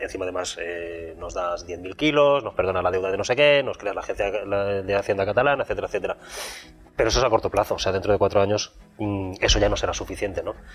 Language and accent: Spanish; Alcoy, Valencian Community, Spain; soy alcoyano, soy valenciano parlante, valenciano pensante